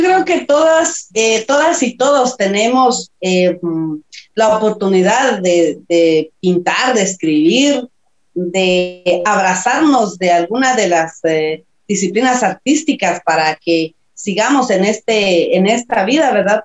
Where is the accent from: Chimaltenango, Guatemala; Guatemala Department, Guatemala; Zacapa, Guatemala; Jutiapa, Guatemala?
Chimaltenango, Guatemala; San Juan Comalapa; Soy de Chichot, de San Juan Comalapa, de un pueblo maya caquiquel